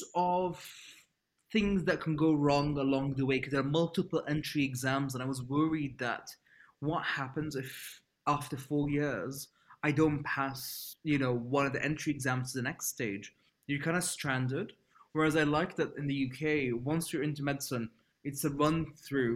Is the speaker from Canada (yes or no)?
no; Libya; moved away as an adult; growing up in Libya, where I'm from